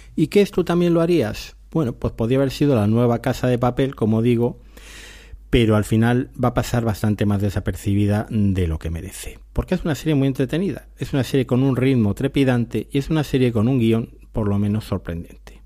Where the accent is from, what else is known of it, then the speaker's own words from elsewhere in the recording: Spain; somos españoles